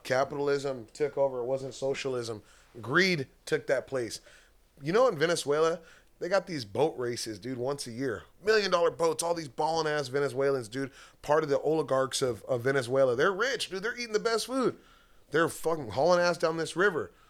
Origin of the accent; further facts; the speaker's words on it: United States; I'm American as it gets